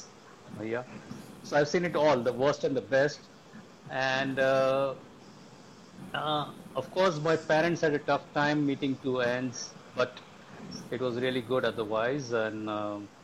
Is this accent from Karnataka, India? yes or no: no; Mumbai, Maharashtra, India; I'm born and brought up in Mumbai.